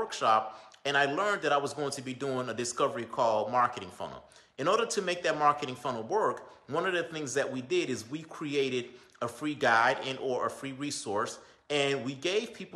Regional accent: Belle Glade, Florida, United States; now in Boynton Beach, United States; my hometown, you know, Belgrade

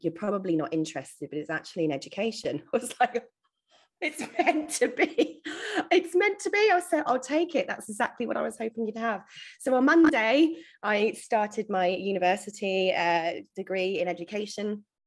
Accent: England, United Kingdom; now in Australia; I was originally born in the UK, as you can probably tell from my homegrown accent

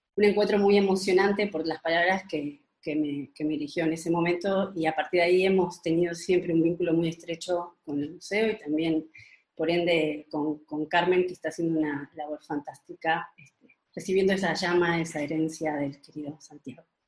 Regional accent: Uruguay; now in Spain; nací en Uruguay

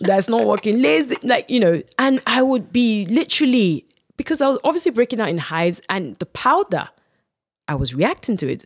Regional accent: Ibadan, Oyo, Nigeria; growing up in Ibadan

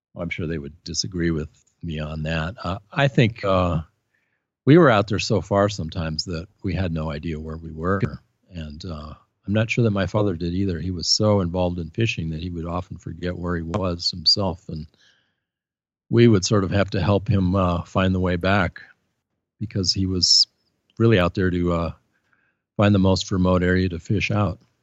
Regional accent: Portland, Oregon, United States; moved away; also born or lived in Santa Cruz, California; I grew up in Portland, Oregon. I was born there in nineteen fifty-three

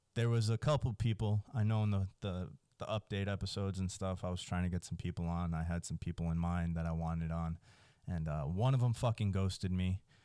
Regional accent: New Jersey, United States; now in Texas, United States; I grew up in Jersey.

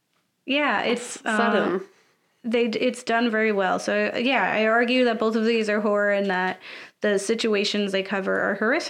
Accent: Philadelphia, Pennsylvania, United States; as a Philadelphian

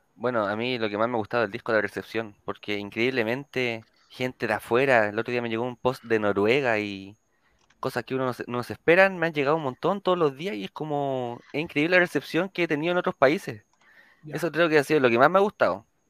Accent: Viña del Mar, Valparaíso, Chile; yo soy de Viña, nacido y criado en Viña

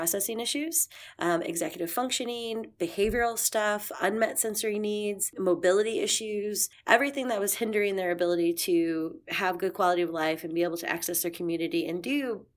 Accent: St. Louis, Missouri, United States; moved away as an adult; also born or lived in Fort Bragg, North Carolina; we decided to move back to my hometown, which is here in St. Louis

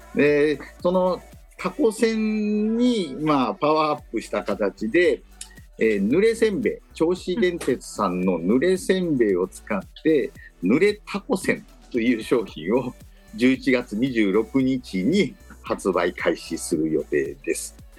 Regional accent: Amagasaki, Hyogo, Japan; moved away; 僕は尼崎出身

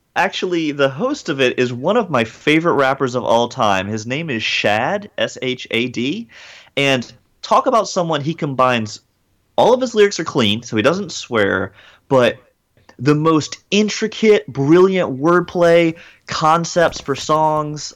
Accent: Hickory, North Carolina, United States; also born or lived in Atlanta, Georgia; I was born in Atlanta, Georgia, but I spent most of my childhood in a small town in rural North Carolina called Hickory

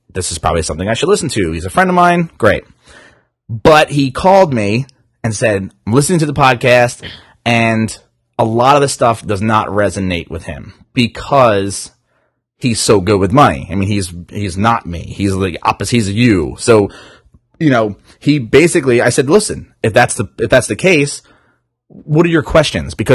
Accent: New Jersey, United States; and I'm from Jersey, so it's water.

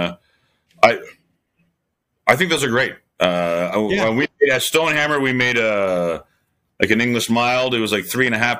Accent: Belleville, Ontario, Canada; moved away; This is like actually my home turf

